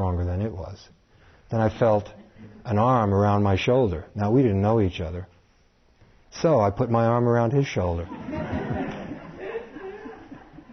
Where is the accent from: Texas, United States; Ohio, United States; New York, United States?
New York, United States; New York City; growing up in Brooklyn